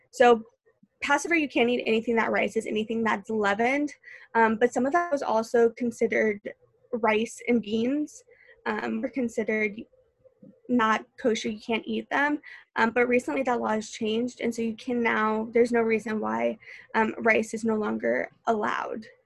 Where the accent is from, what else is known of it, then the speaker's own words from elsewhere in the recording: St. Louis, Missouri, United States; I moved here from St. Louis. I knew literally no one. Um, and like I said earlier, I wasn't a huge fan of leaving home.